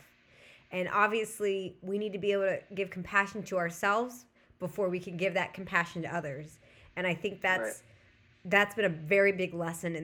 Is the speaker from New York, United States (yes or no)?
no; Southern California, United States; I'm also from Southern California.